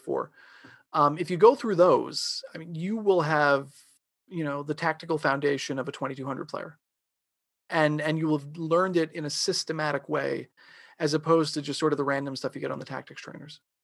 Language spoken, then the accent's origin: English; Long Island, New York, United States; I grew up in New York, um, I grew up on Long Island.